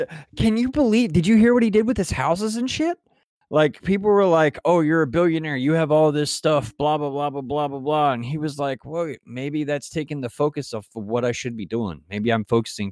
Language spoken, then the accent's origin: English; West Virginia, United States; I grew up in West Virginia